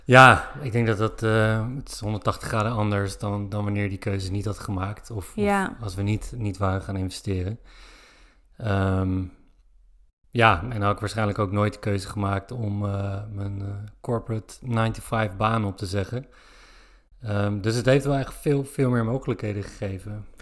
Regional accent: Zoetermeer, South Holland, Netherlands; moved away; Ik kom uit Zoetermeer

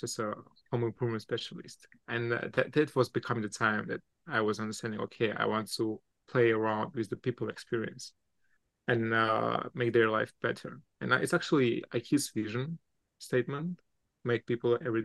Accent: Armenia; also born or lived in Russia; now in New York, United States; Originally, I'm from Armenia, and I used to live a lot of time in Russia

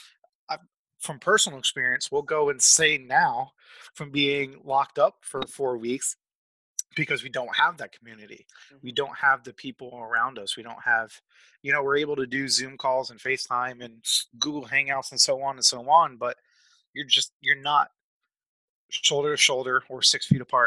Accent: Massachusetts, United States; now in Springfield, United States; I am originally from Massachusetts

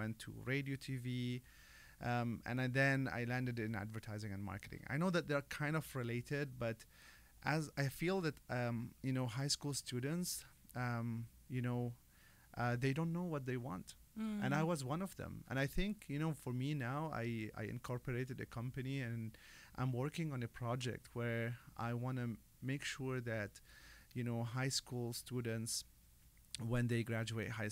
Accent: Lebanon; moved away as an adult; also born or lived in Dubai; now in United States; I come from a beautiful country of Lebanon. It's nice. A faraway country, 20 hours flight.

